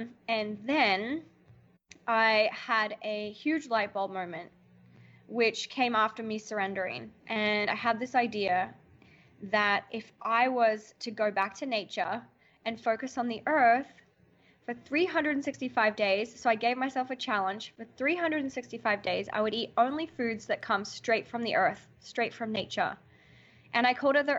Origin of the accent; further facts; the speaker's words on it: Alice Springs, Northern Territory, Australia; moved away as an adult; now in New York, United States; I grew up in Alice Springs, and I've been living in America, New York, for the last 10 years.